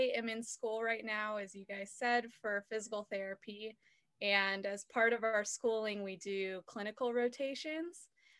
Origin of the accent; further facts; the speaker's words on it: Manhattan Beach, California, United States; now in Kentucky, United States; I'm from Los Angeles, Manhattan Beach.